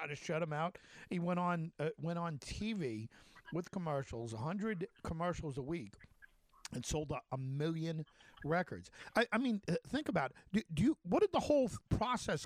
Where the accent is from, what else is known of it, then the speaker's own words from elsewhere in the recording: North Babylon, New York, United States; I grew up on Kenneth Lane